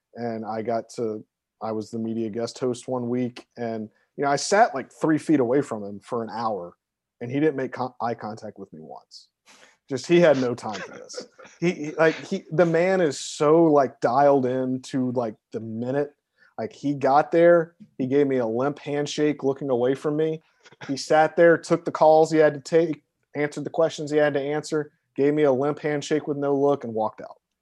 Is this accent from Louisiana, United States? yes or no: yes; Baton Rouge, Louisiana, United States; I'm from Baton Rouge, Louisiana. I am a Southerner